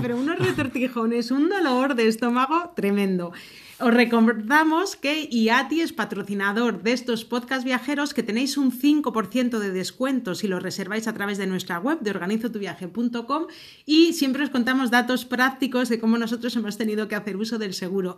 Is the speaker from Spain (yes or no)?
yes; Valladolid, Castile and León, Spain; somos de Valladolid, España